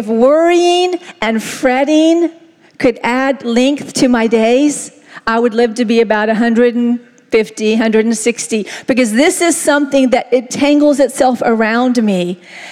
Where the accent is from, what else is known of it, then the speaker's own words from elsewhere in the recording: the South, United States; I was raised in the South, and we said stew